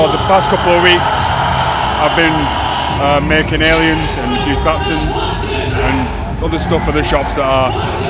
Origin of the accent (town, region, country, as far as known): Bolton, North West England, United Kingdom; accent: northern